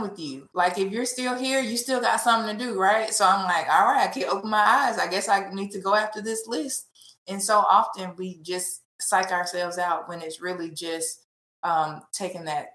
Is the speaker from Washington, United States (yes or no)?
no; Memphis, Tennessee, United States; growing up in Memphis, the child of two parents who grew up in housing projects